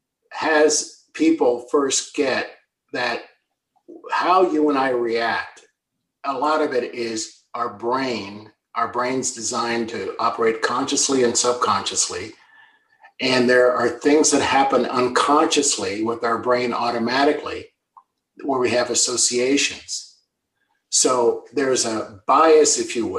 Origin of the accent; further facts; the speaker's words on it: United States; now in Canada; I'm an American by birth and a Canadian by choice